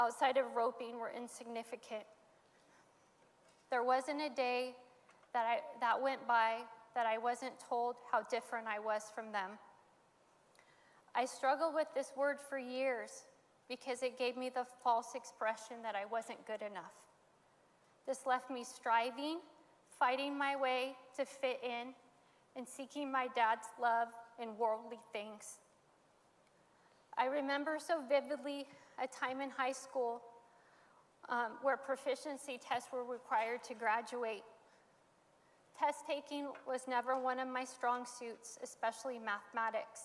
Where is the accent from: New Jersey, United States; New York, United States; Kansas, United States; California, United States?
California, United States; Modesto; I was born in Modesto, and I grew up in a home of dysfunction